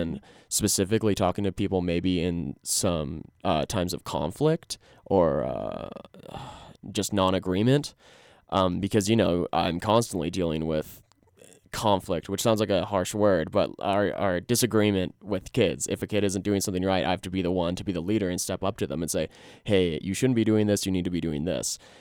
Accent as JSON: {"language": "English", "town": "Glenwood Springs", "region": "Colorado", "country": "United States", "tie": "born or raised there", "lives_now": "Fort Collins, United States", "said": "I'm from Glenwood Springs. I'm from the Roan Fork Valley. Lived here all through the first eighteen years of my life"}